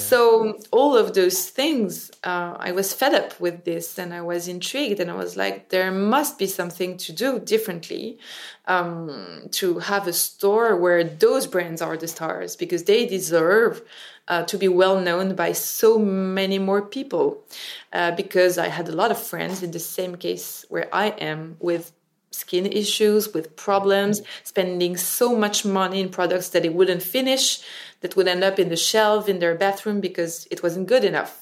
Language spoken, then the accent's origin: English; Paris, Île-de-France, France; English is a second language; I was raised and born in Paris.